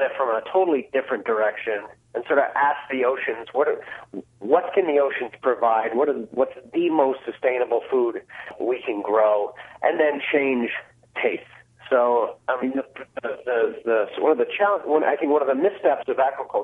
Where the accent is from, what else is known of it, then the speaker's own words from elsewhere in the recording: Newfoundland and Labrador, Canada; moved away; I was born and raised in Newfoundland